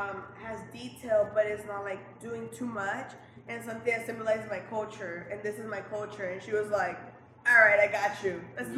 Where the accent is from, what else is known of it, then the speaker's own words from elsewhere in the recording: Lynwood, California, United States; Born and raised in Linwood, West Coast, South Central. Went to college here at Cal State Long Beach.